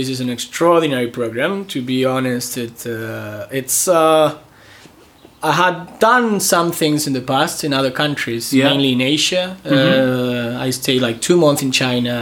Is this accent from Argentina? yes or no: yes; Argentina; I am from Argentina